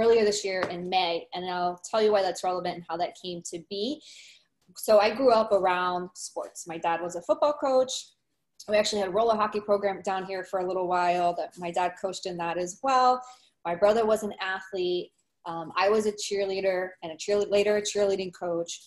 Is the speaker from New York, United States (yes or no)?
no; Miami, Florida, United States; I'm actually from Miami. I'm born and raised here.